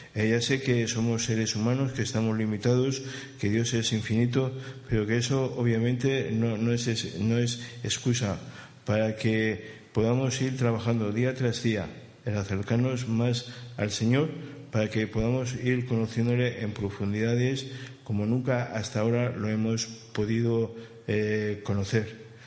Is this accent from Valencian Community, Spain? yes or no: yes; Alicante, Valencian Community, Spain; now in Barcelona, Spain; lo de mi tierra. Saben que por allá, por Alicante